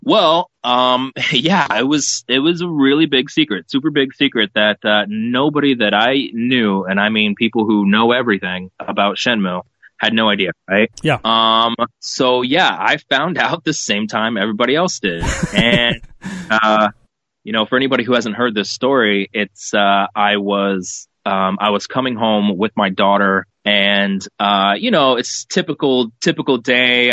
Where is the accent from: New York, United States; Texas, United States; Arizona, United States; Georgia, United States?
Texas, United States; moved away; my uh, background when I was a kid growing up in Texas